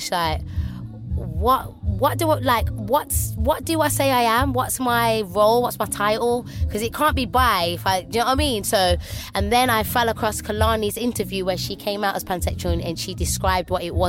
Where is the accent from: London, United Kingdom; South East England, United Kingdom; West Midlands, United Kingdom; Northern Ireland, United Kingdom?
West Midlands, United Kingdom; Birmingham; I'm from Birmingham